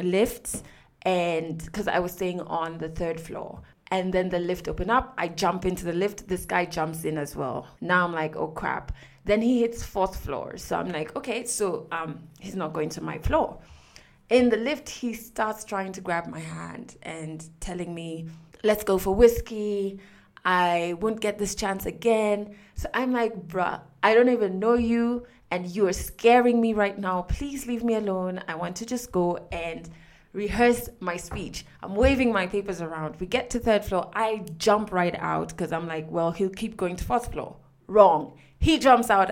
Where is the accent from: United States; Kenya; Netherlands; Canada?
Kenya; I'm from Kenya